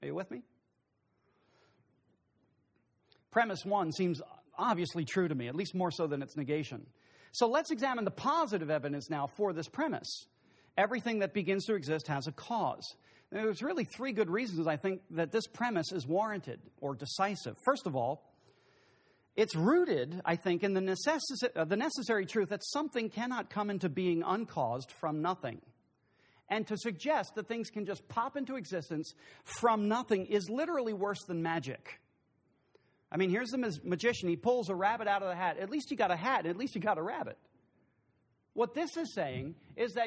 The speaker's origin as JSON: {"language": "English", "country": "United States", "said": "I'm from Brooks County"}